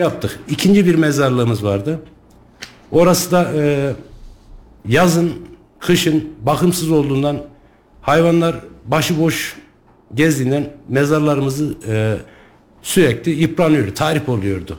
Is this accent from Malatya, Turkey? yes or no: no; Sarız, Kayseri Province, Turkey